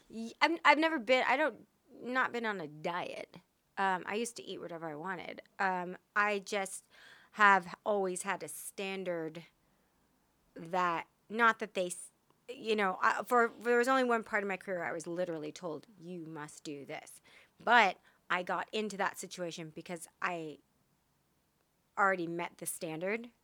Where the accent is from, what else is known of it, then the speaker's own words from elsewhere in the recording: Texas, United States; I'm from Texas.